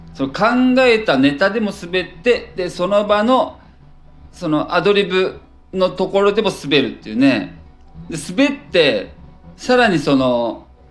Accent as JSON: {"language": "Japanese", "region": "Gifu", "country": "Japan", "tie": "born or raised there", "also_born_or_lived": "Osaka", "moved": "as an adult", "lives_now": "Tokyo, Japan", "said": "岐阜で育って岐阜県出て"}